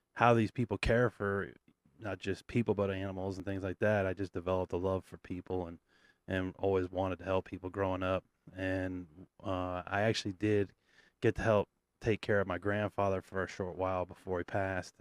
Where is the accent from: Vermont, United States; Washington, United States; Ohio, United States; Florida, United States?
Vermont, United States; I grew up on the East Coast in Vermont